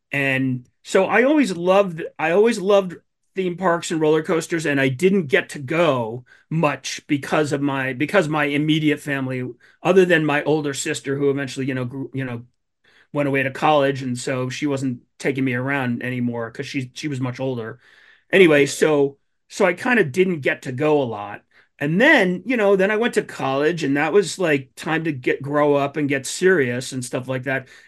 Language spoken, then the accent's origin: English; New Jersey, United States; I grew up in New Jersey